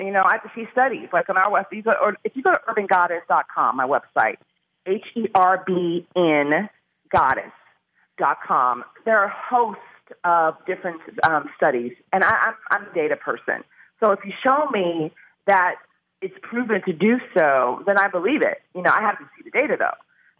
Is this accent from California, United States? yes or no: yes; California, United States; I'm from California. Of course, I know all about the legalities there.